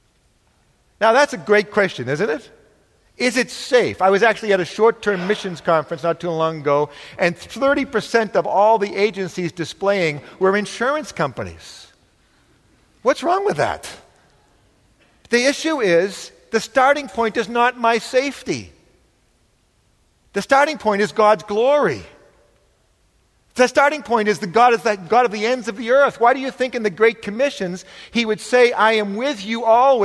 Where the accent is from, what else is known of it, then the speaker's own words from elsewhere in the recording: New England, United States; I'm from New England